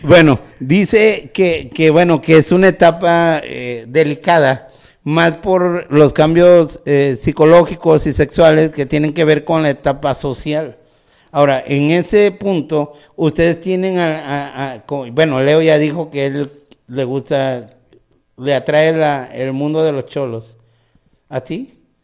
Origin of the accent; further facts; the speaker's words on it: Tabasco, Mexico; now in Nuevo León, Mexico; yo soy originario de Tabasco